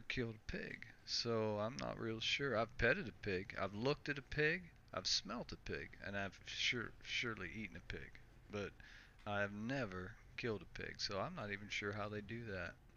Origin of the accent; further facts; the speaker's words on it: United States; now in Canada; I'm actually from the U.S.